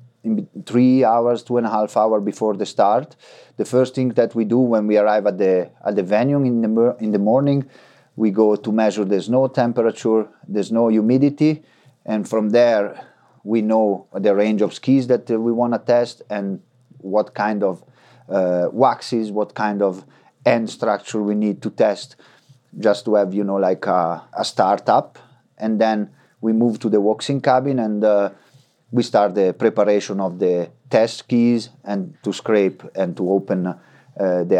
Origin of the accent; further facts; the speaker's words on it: Frassinoro, Emilia-Romagna, Italy; We have a big tradition in cross-country skiing in my town, in Frassinoro